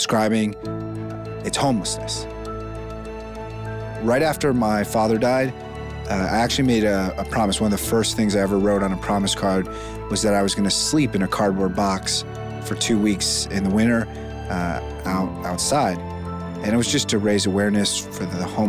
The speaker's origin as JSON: {"language": "English", "town": "Cleveland", "region": "Ohio", "country": "United States", "tie": "born or raised there", "said": "my hometown here in Cleveland, Ohio"}